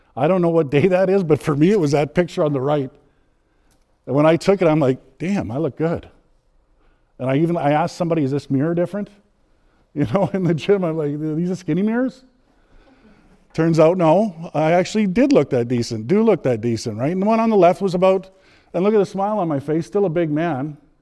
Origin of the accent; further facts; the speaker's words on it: Edmonton, Alberta, Canada; I'm from Edmonton, born and raised.